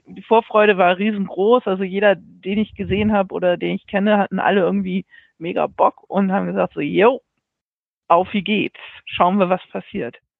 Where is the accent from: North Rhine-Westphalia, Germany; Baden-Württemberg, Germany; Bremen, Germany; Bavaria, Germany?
Bremen, Germany; Ich bin aus Bremen.